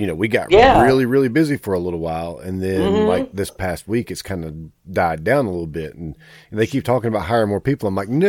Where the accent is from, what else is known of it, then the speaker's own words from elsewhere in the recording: Kings Mountain, North Carolina, United States; Well, see, I come from Kings Mountain. It's about 30 minutes to the Milestone